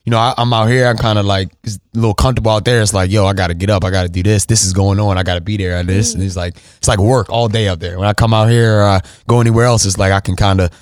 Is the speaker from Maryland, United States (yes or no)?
yes; Baltimore, Maryland, United States; also born or lived in New Jersey; I grew up in Baltimore County, like Owens Mills, Randallstown area.